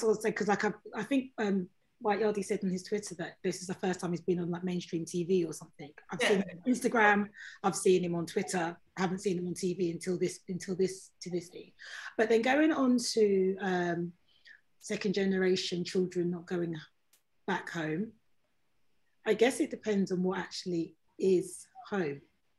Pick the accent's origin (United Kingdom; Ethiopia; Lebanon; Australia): United Kingdom; London; accent: London; I'm trying to be as Ghanaian as I can be, but obviously I'm doing it very much with a London accent.